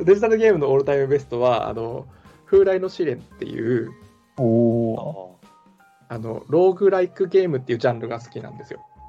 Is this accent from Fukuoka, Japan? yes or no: yes; Fukuoka, Japan; accent: Hakata dialect; moved away as an adult; 僕、福岡、もうずっと福岡だったのもありますし、奥さんも福岡なので、あの、博多弁が出ます